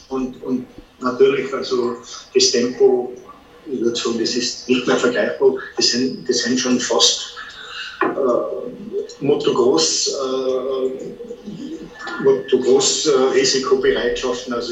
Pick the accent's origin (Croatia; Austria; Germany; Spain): Austria; Tyrol; die endlosen Weiten, hat für mich als Tiroler wahrscheinlich sehr